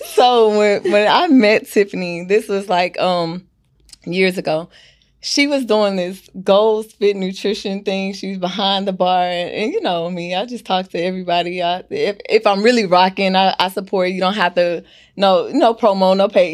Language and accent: English; Houston, Texas, United States; also born or lived in Louisiana; I've lived here all my life.